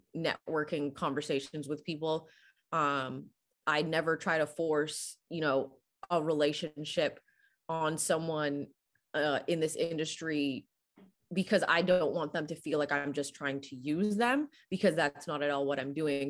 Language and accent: English; Canada; growing up in Canada